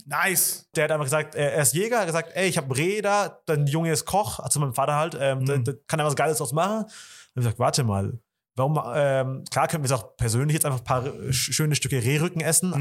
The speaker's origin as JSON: {"language": "German", "country": "Germany", "tie": "born or raised there", "said": "Wir sind ja hier in Deutschland geboren und aufgewachsen"}